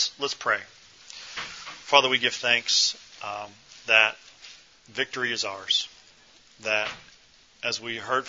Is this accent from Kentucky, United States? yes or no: yes; Louisville, Kentucky, United States; I grew up in Louisville, and I started going to church here about 20 years ago